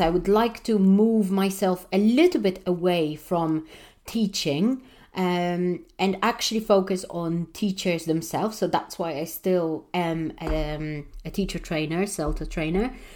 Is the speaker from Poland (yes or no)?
yes; Warsaw, Masovian Voivodeship, Poland; I'm one of those people who grew up in a really underprivileged, uh, country, not maybe city because I, I come from Warsaw, so it's quite a big city